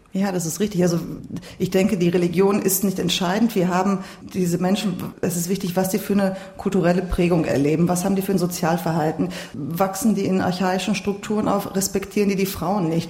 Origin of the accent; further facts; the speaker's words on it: Bochum, North Rhine-Westphalia, Germany; ich bin in Bochum geboren. Wir hatten aber keine Probleme, uns zu integrieren. Das ist, ähm, das war selbstverständlich, zur Schule zu gehen, an der deutschen Gesellschaft teilzunehmen und ich bin nicht großartig anders aufgewachsen als meine deutschen Mitschüler.